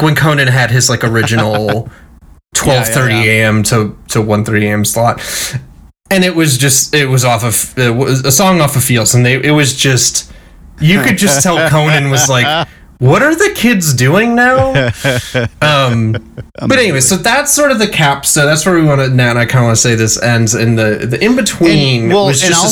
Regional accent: Midwest, United States; accent: Midwestern; my Midwestern accent

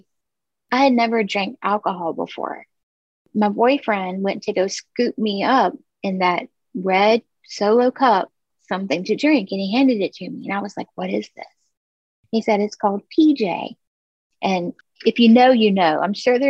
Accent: Orangeburg, South Carolina, United States; I was born in Orangeburg, South Carolina. It's this tiny little town

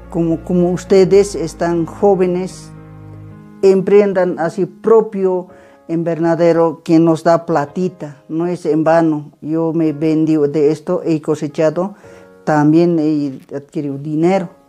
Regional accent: Patacamaya, La Paz, Bolivia; Soy del municipio de Patacamaya y de zona moderna. Tengo 58 años.

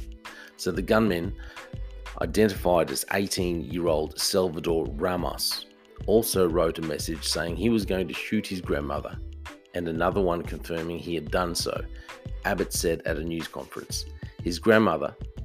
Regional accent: Australia; I'm from Australia

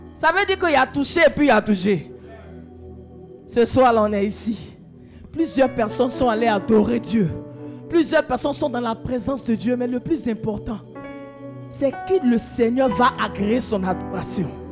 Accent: Côte d’Ivoire; chez nous en Côte d'Ivoire

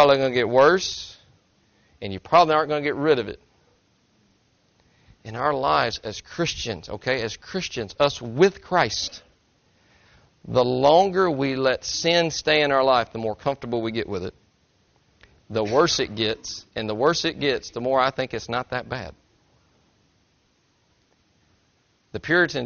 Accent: Tennessee, United States; I'm from Tennessee

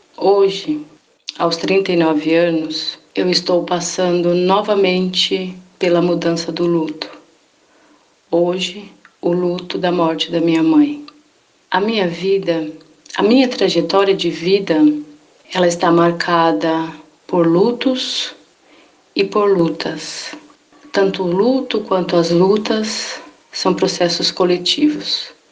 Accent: São Vicente, São Paulo, Brazil; moved away as an adult; now in São Bernardo do Campo, Brazil; eu sou natural de São Vicente, litoral de São Paulo

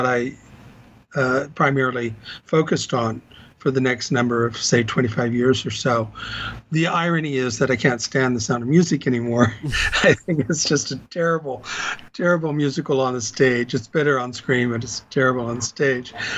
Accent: Corpus Christi, Texas, United States; moved away as an adult; also born or lived in Austin, Texas / Chicago, Illinois; now in Los Angeles, United States; I grew up in Corpus Christi, Texas, went to school at U of T at Austin, moved to Chicago for about 20 years, and then moved here

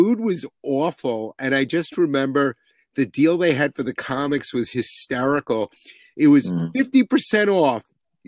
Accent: New York City, New York, United States; I'm a New Yorker

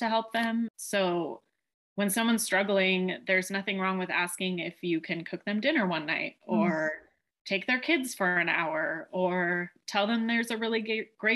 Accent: Chico, California, United States; I'm from Chico, California

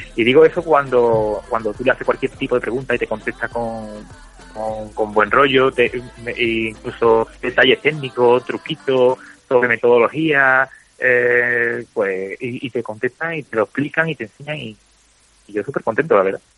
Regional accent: Spain; yo soy español de a pie

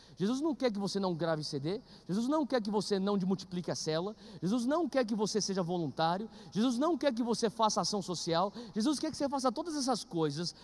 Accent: Brazil; a gente é brasileiro

